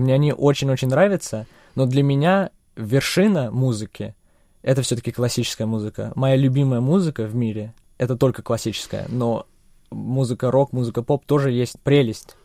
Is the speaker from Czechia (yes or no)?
yes; Czechia; also born or lived in Russia; родной дом всё-таки Чехия. Я родился в России